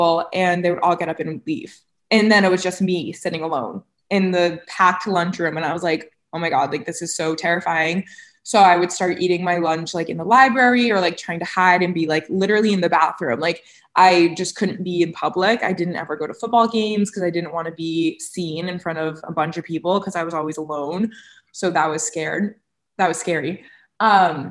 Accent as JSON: {"language": "English", "area": "Cape Cod", "region": "Massachusetts", "country": "United States", "tie": "born or raised there", "moved": "yes", "said": "when I grew up on Cape"}